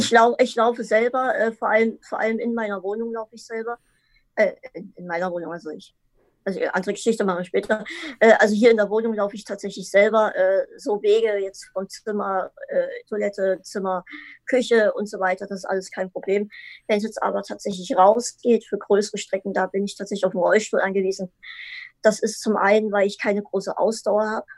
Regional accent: Dresden, Saxony, Germany; Ich, ich komme aus Dresden, äh, Sachsen.

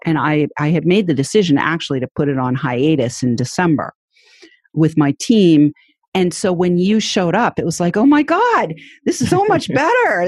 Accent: New Hampshire, United States; my home state of New Hampshire

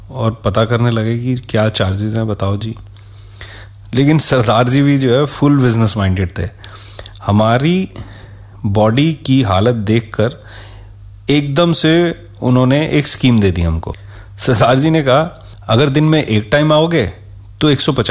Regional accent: Delhi, India; दिल्ली के पहाड़गंज की तंग गलियों में ऑलमोस्ट एक साथ ही हम पले बड़े थे

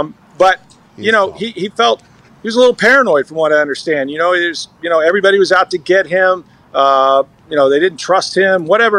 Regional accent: St. Petersburg, Florida, United States; I was born in St. Pete, and I've worked here right out of college, so been here a long time, man.

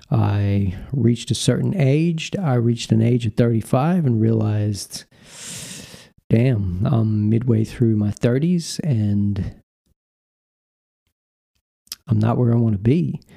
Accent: North Carolina, United States; You know, I told him I'm from North Carolina.

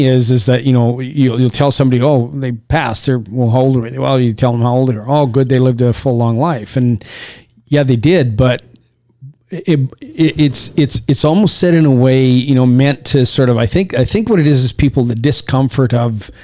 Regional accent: Saskatchewan, Canada; also born or lived in Los Angeles; now in Las Vegas, United States; you and I grew up in Canada, in Saskatchewan. I was born in a town that was literally an hour's drive from the town you were born in.

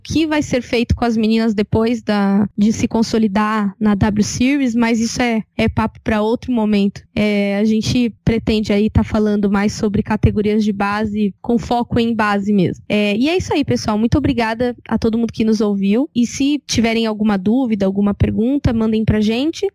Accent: Brazil

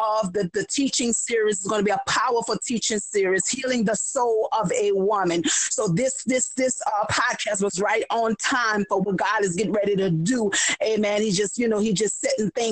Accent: New Orleans, Louisiana, United States; now in Harvey, United States; born and raised in New Orleans

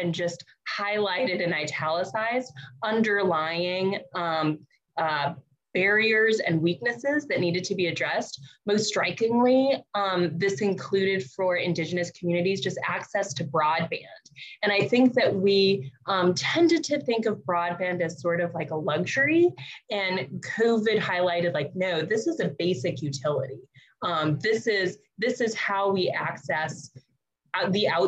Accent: Albuquerque, New Mexico, United States; now in Burbank, United States; I am a Coche de Pueblo, grew up in Albuquerque. I am now calling from the Tongva, Tatavium, and Chumash lands, also known as Burbank, California

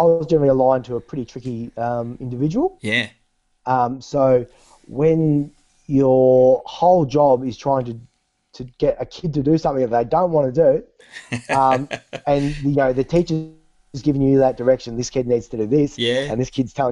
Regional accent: Bendigo, Victoria, Australia; also born or lived in Melbourne / London; I grew up in Bendigo

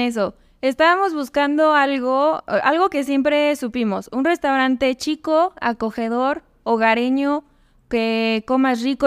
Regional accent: Tehuacán, Puebla, Mexico; moved away as an adult; now in León, Mexico; Yo nací en Tehuacán, Puebla. Es una ciudad pequeña que está cerca de, de Puebla

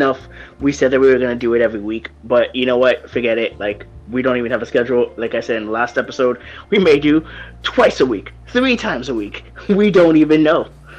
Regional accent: New York, United States; born there; now in Florida, United States; the reason why it's cold is because I was born in New York. Right now I reside in Florida.

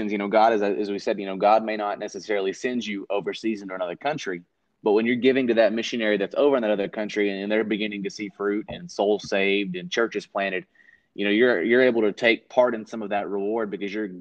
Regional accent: United States; as American Christians

